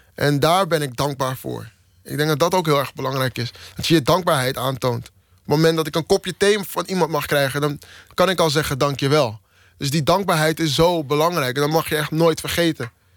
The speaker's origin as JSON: {"language": "Dutch", "town": "Amsterdam", "region": "North Holland", "country": "Netherlands", "also_born_or_lived": "Maastricht", "said": "ik uit Amsterdam kom en in Amsterdam woon en in Amsterdam werk"}